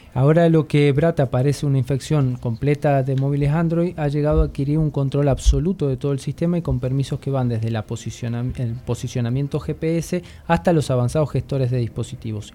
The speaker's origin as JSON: {"language": "Spanish", "country": "Argentina", "moved": "yes", "said": "yo que vengo de Argentina"}